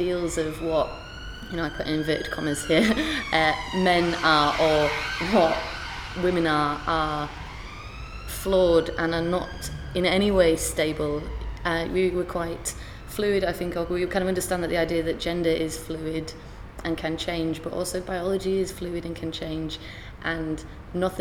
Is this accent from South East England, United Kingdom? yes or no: no; York, Yorkshire and the Humber, United Kingdom; also born or lived in Derby; now in London, United Kingdom; I'm from York, I do a lot of work in Derby, or I live in London